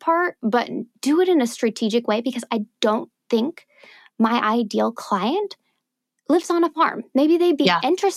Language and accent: English; Kansas City, United States; now in Dallas, United States; I'm a suburb girl. I was born in Kansas